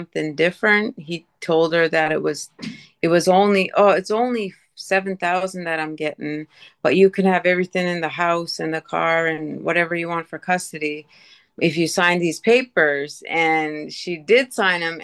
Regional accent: Eskasoni, Cape Breton Island, Nova Scotia, Canada; also born or lived in Sydney, Nova Scotia; it's a reservation called Esksoni. It's the largest Mi'kmaq reservation in the world

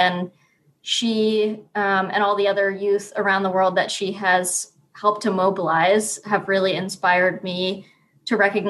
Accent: Falmouth, Maine, United States; So I grew up in Falmouth, right outside of Portland. So in southern Maine, and came up to Bar Harbor to attend school at College of the Atlantic.

